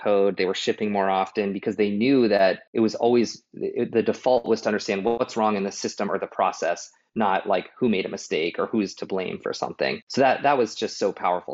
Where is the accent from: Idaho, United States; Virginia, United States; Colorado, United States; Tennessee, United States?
Colorado, United States; Boulder; I am from Boulder